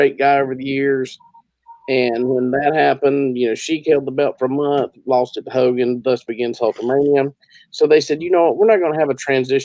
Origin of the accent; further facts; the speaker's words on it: the Carolinas and Virginia, United States; I grew up in the Carolinas and Virginia, and at one time there's three states here, North and South Carolina, Virginia